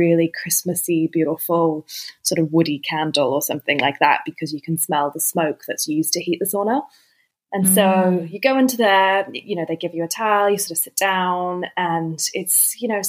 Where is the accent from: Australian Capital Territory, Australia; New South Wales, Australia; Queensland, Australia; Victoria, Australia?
New South Wales, Australia; Sydney; moved away; I'm from Sydney originally